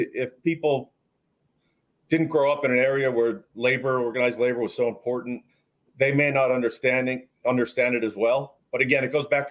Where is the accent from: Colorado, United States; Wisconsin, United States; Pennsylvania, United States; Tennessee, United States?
Pennsylvania, United States; Schuylkill County; I grew up in the anthracite coal region in Schuylkill County, which is the sort of northeast part of the state